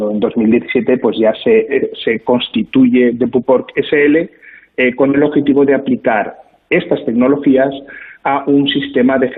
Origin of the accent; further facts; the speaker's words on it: Zaragoza, Aragon, Spain; la provincia de Huesca, nosotros somos de Zaragoza